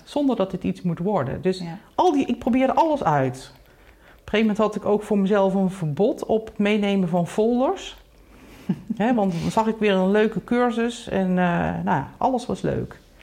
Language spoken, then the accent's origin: Dutch; North Brabant, Netherlands; geboren in Brabant, in een heel klein dorpje. Um, daar ben ik dus eigenlijk opgegroeid